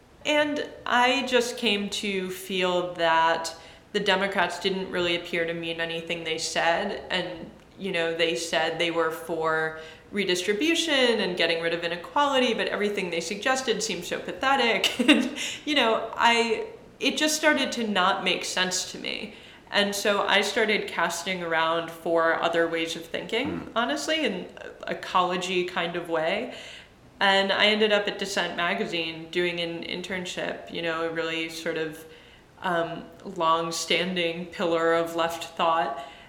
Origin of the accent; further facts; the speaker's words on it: Massachusetts, United States; also born or lived in Michigan; I was born in Michigan. I moved around. I largely grew up in the suburbs of Massachusetts.